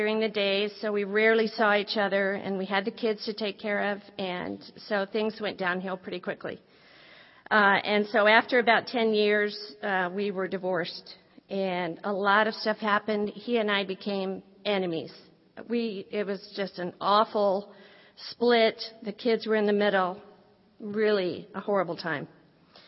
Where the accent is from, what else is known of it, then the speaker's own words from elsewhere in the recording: Midwest, United States; I originally was born and raised in the Midwest in a great family